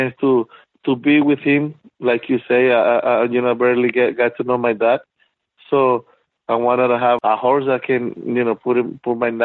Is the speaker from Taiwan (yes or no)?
no; Venezuela; moved away; we came from Venezuela